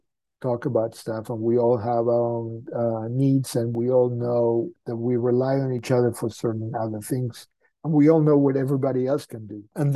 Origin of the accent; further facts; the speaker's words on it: Argentina; moved away; I'm from Argentina, so sometimes we speak in Spanish